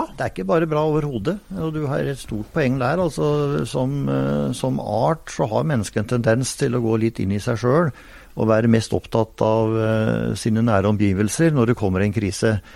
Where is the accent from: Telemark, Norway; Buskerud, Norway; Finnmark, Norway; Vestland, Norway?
Telemark, Norway; der jeg kommer fra, på Hardangervidda i Telemark